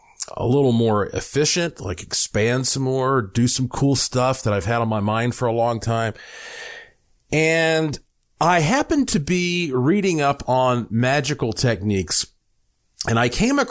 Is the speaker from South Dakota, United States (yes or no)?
no; Asheville, North Carolina, United States; moved away as an adult; also born or lived in Puerto Rico; now in Las Vegas, United States; I was born in Asheville, North Carolina, heart of the Blue Ridge Mountains, and I lived there the first 35 years of my life.